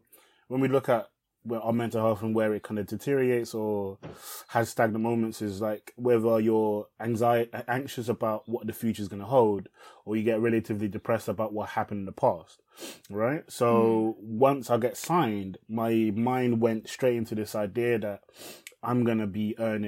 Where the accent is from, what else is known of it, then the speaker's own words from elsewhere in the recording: England, United Kingdom; English is a second language; I moved to England as an asylum seeker